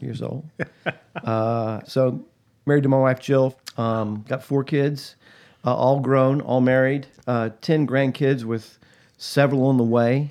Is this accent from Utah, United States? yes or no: no; Atlanta, Georgia, United States; I was born and raised in Atlanta, Georgia, just outside of Atlanta. Grew up, uh, in the South